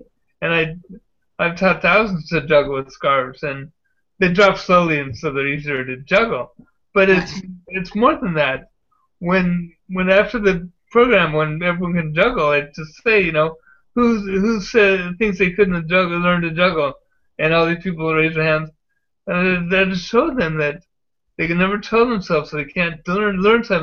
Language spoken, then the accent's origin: English; San Diego, California, United States; moved away; I grew up in Ocean Beach and went to Point Loma High School.